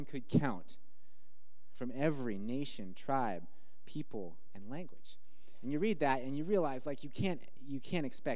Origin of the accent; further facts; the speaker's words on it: the Northwest, Pacific Northwest, United States; moved away as an adult; also born or lived in Malawi; growing up in the Northwest